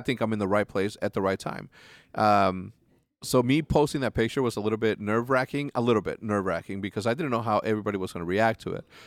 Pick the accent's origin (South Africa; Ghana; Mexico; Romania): Mexico; moved away; also born or lived in Schaumburg, Illinois; I grew up in Mexico